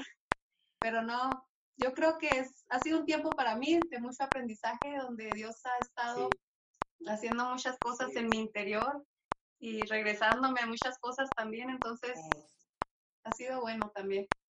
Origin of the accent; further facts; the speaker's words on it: Álamo de Ojos Azules, Chihuahua, Mexico; accent: northern; somos de ahí del Álamo de Ojos Azules, así se llama Álamo de Ojos Azules, de acá de, Chihuahua. Por nuestro acento, luego, luego nos van a sacar del norte